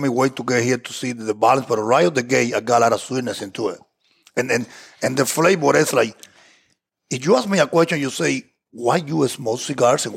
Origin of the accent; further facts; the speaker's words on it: Cuba; first language Spanish; English is a second language; moved away; that's the way I grew up in Cuba